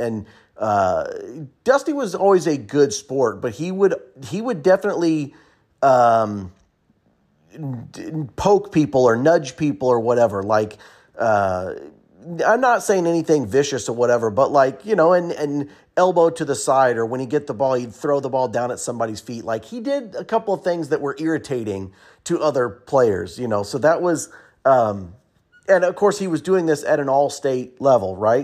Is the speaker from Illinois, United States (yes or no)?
yes; Pleasant Plains, Illinois, United States; we grew up in Plains playing together